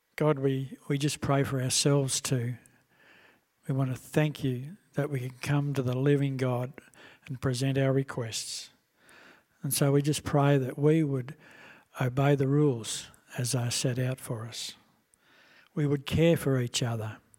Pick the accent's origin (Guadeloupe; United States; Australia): Australia; we as Australian citizens